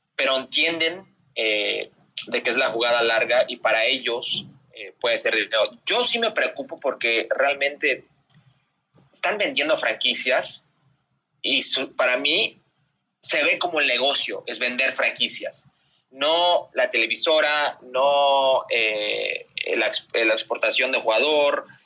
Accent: Las Vegas, Nevada, United States; yo soy de Las Vegas

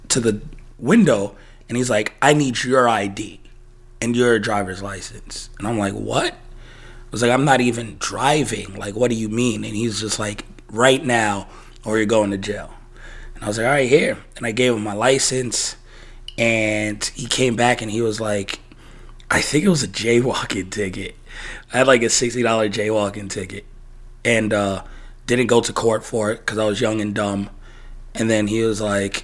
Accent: United States; moved away; also born or lived in New York, United States / Las Vegas, Nevada, United States; growing up in New York, growing up in Vegas

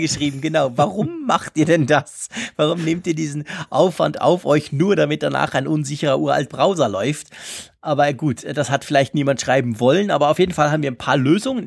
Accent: Switzerland; wir Schweizer

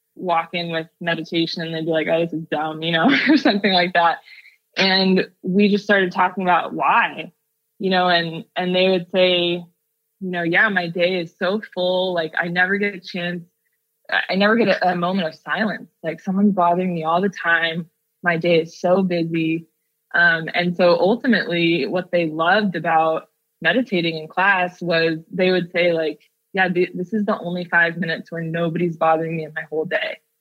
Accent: Seattle, Washington, United States; now in Oakland, United States; growing up in Seattle

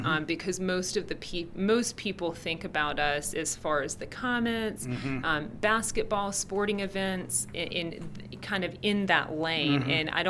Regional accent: the South, United States; Because I'm from the South, people mm-hmm. here are extremely nice and very friendly.

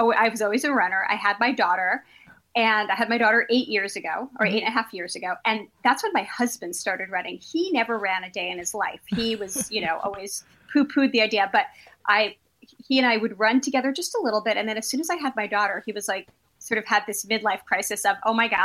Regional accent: New York City, New York, United States; I grew up in Brooklyn

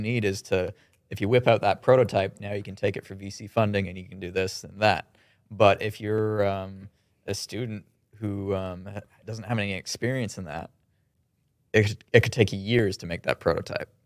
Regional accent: Kitchener, Ontario, Canada; we're from Kitchener

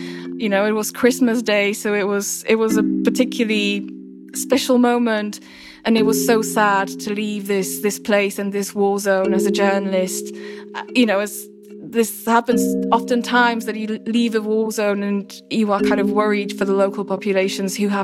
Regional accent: Slovakia; my home country, Slovakia

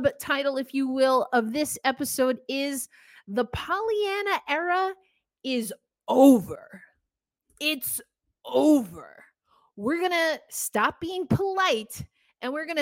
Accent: New York, United States; I'm from New York

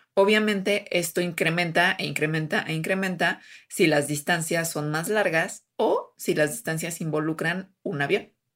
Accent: Jalisco, Mexico; es de mi tierra, este Jalisco

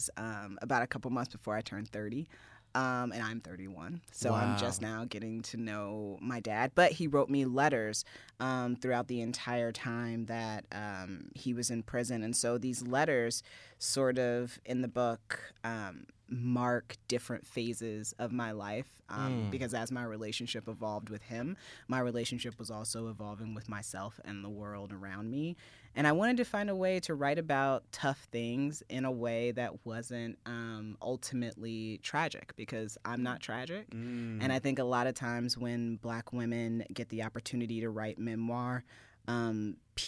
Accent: Fort Wayne, Indiana, United States; my girlhood growing up in Indiana as a young black girl

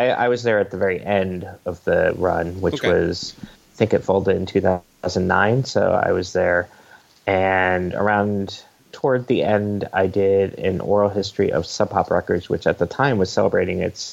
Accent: Connecticut, United States; also born or lived in Brooklyn, New York; now in New York, United States; I'm not from Seattle. I'm from the East Coast, born in Connecticut, live in New York, Brooklyn.

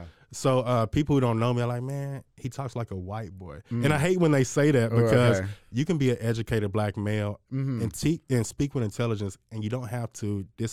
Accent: Waco, Texas, United States; I'm originally from Waco, Texas. I'm a Hillcrest baby.

